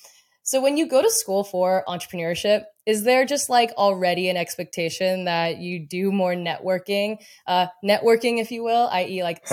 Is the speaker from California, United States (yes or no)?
yes; Mission Viejo, California, United States; moved away; I'm originally from Mission Viejo